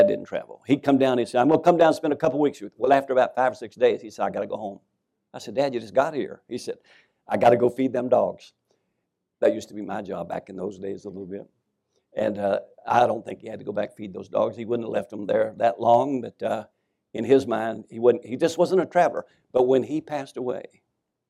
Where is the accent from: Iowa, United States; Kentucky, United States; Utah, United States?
Kentucky, United States; Winchester; moved away as an adult; people were lined up in the Scobie Funeral Home in Winchester, Kentucky